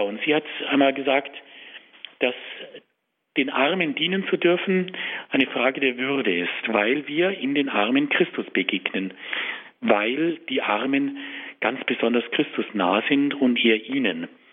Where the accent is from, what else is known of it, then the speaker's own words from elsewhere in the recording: Tutzing, Bavaria, Germany; ich bin in Tutzing aufgewachsen